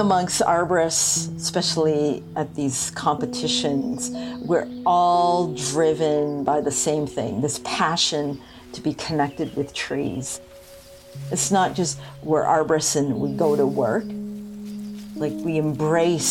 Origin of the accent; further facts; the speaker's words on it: Toronto, Ontario, Canada; I'm from Toronto.